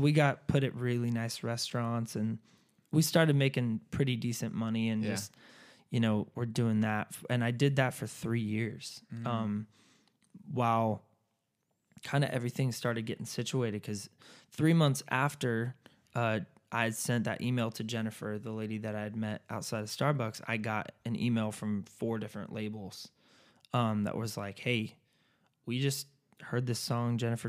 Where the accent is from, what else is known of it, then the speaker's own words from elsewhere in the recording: California, United States; And what's funny is I'm from California.